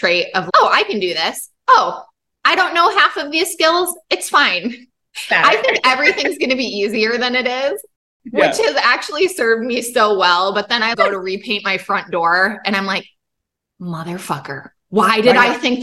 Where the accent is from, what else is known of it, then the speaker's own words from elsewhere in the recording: Michigan, United States; I grew up in Michigan.